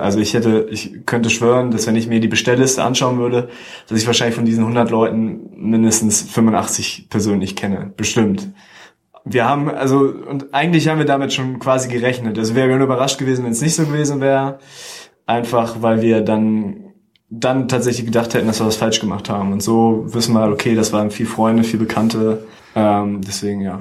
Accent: Celle, Lower Saxony, Germany; moved away as an adult; also born or lived in Hanover; Und wir kommen ursprünglich aus, aus Celle und gar nicht aus Hannover, sondern aus dem Zeller Umkreis

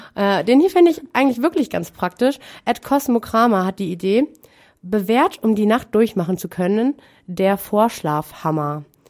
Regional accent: Münster, North Rhine-Westphalia, Germany; bei uns in Münster

